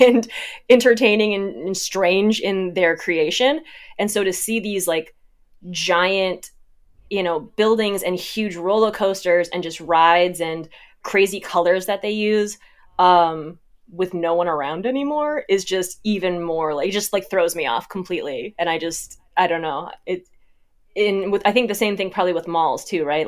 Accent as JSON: {"language": "English", "region": "Midwest", "country": "United States", "tie": "born or raised there", "said": "growing up in the Midwest, you've got a lot of, like, kind of farm, barn"}